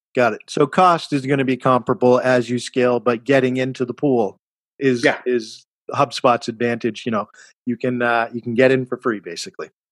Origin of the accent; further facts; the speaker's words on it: Cambridge, Massachusetts, United States; When you say Cambridge, we're talking about my hometown, Massachusetts